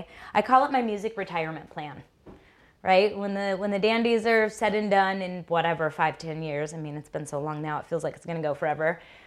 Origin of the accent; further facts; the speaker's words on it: Brush Prairie, Washington, United States; I was born in Brush Prairie